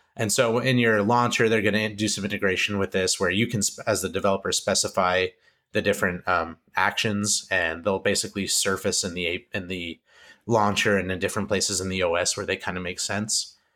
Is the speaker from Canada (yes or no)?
yes; Canada; I'm Canadian